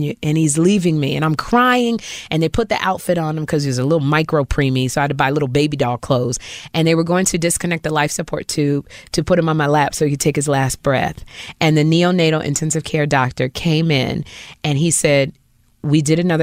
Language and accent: English; Chicago, Illinois, United States; I'm from Chicago